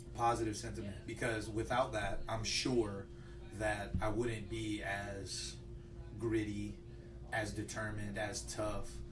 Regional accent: Lafayette, Louisiana, United States; originally from Lafayette. I grew up on the north side, and uh, rough neighborhood.

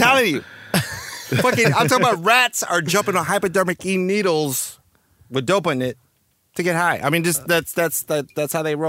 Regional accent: Texas, United States; also born or lived in New York; now in Trenton, United States; I used to live back, like, back in the day, like, you know, originally I'm from Texas, and then I moved to New York when I was younger

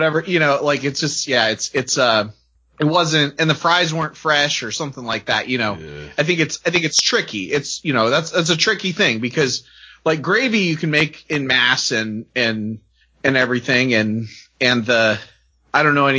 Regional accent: United States; I'm an American

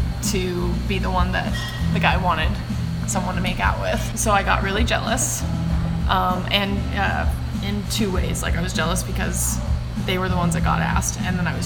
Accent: Yakima, Washington, United States; I grew up in Yakima, Washington.

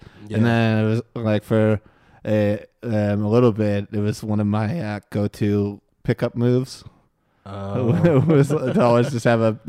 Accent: Moon Township, Pennsylvania, United States; born or raised there

